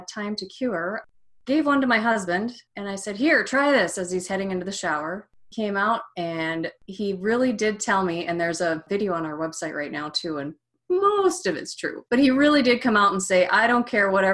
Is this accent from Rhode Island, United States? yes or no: no; Minnesota, United States; moved away; also born or lived in Evanston, Illinois; I lived and worked in Evanston, Illinois, but I grew up in Minnesota